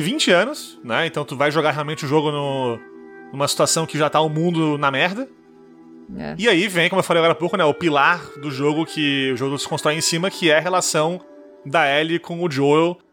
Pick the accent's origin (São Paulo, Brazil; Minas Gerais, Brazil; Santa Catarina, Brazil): Santa Catarina, Brazil; Manezês; accent: Manezês; sou manesê